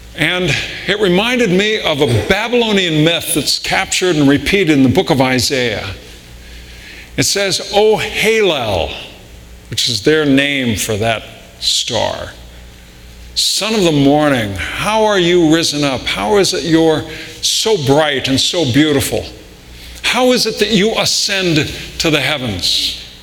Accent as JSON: {"language": "English", "town": "Riverside", "region": "California", "country": "United States", "tie": "born or raised there", "said": "growing up in Southern California"}